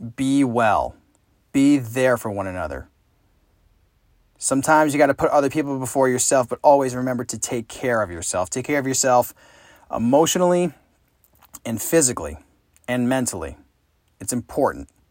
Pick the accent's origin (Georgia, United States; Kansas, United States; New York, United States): New York, United States; Saratoga Springs; my hometown of Saratoga Springs, New York